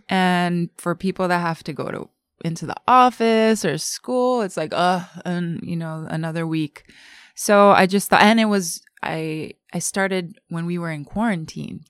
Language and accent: English; Japan; also born or lived in New York; I was born and raised in Japan